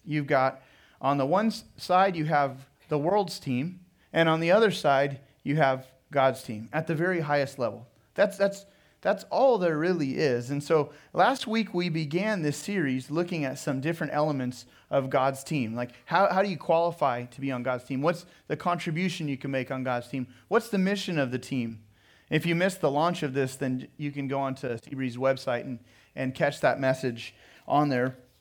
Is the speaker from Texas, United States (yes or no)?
no; Pismo Beach, California, United States; moved away as an adult; also born or lived in Sonoma, California / San Jose, California; now in Riverside, United States; I was raised in Pismo Beach along the Central Coast. And so I would, lived in Pismo Beach up until high school graduation and grew up there